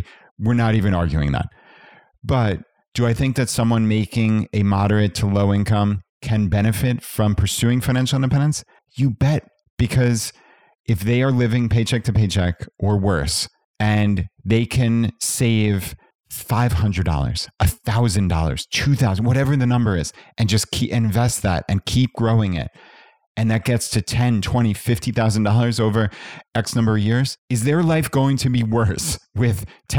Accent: Long Island, New York, United States; So my wife and I grew up on Long Island, New York, which is high cost of living suburb of New York City.

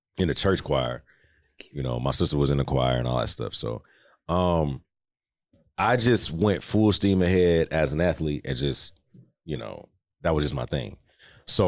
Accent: Houston, Texas, United States; I'm from like the Inwood area.

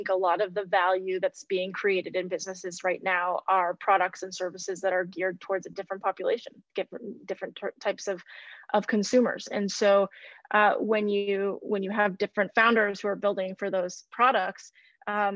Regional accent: Midwest, United States; I grew up in the Midwest

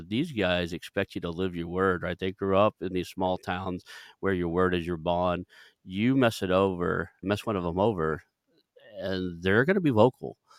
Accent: Kellyville, Oklahoma, United States; moved away; I grew up in Kellyville, graduated from Sepulveda, Oklahoma, a very small town

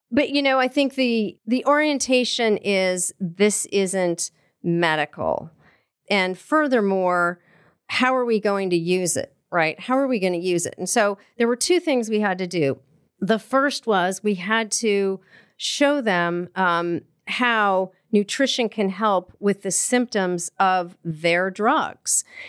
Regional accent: Colorado, United States; I grew up in Colorado

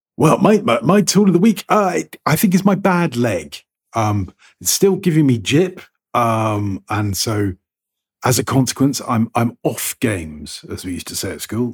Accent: United Kingdom; I'm British

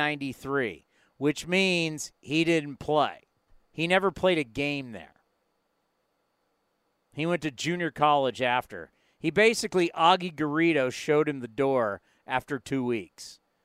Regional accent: San Diego, California, United States; moved away as an adult; now in San Jose, United States; I've lived here way longer than I've lived in Southern California. I grew up in San Diego, but my entire adult life, everything, college, marriage, kids, career, everything has been in the city of San Jose

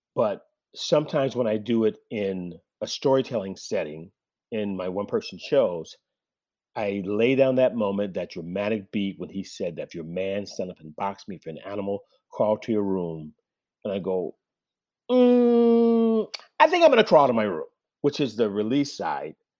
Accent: Oakland, California, United States; I grew up in Oakland in the seventies

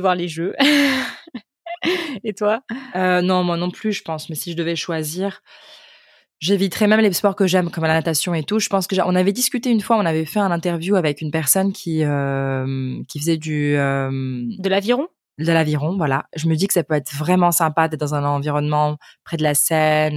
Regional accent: Ukraine; French is a second language; je viens d'Ukraine et en fait j'ai commencé à apprendre le français

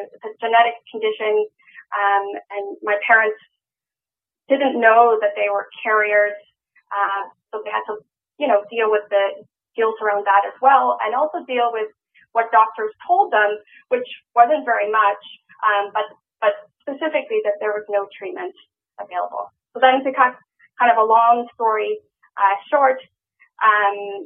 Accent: Cape Town, Western Cape, South Africa; I was born in Cape Town, South Africa in 1983

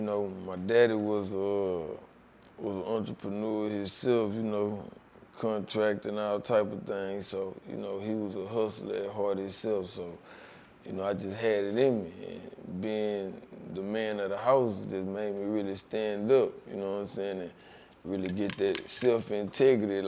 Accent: Houston, Texas, United States; growing up in Houston, you just gotta be one of the ones from where I'm from

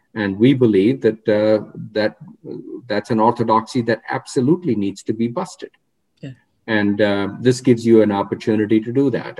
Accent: Rohtak, Haryana, India; moved away; I grew up in a town called Rohtak, which is uh, uh, 40 miles west of New Delhi.

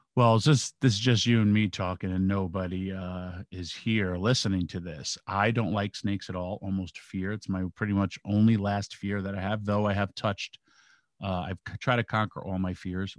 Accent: New York, United States; I'm from New York

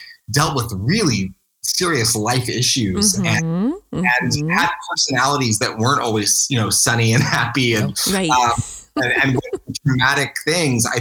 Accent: Maple Shade, New Jersey, United States; I grew up in Maple Shade, New Jersey.

